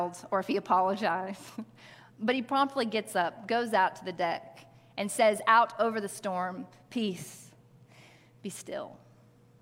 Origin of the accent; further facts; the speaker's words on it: Arkansas, United States; I grew up in Arkansas